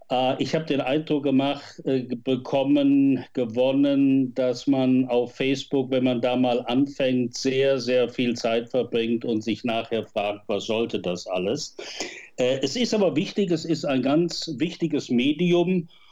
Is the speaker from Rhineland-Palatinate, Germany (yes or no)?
yes; Westerwald, Rhineland-Palatinate, Germany; moved away as an adult; also born or lived in Bonn; Ich stamme aus dem Westerwald